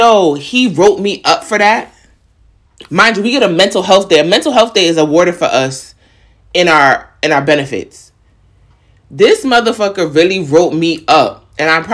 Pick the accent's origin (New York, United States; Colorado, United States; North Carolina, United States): New York, United States; I'm from New York.